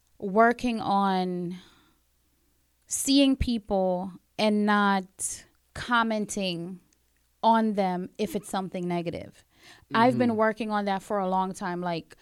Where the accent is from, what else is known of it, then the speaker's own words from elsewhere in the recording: New York City, New York, United States; also born or lived in Caribbean; Being from the Caribbean, growing up in Brooklyn. There's so many different things that I've experienced and growing up in New York City, period.